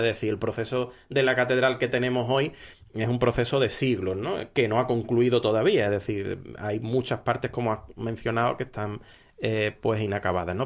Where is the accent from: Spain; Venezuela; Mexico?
Spain; Málaga, Andalusia; como malagueño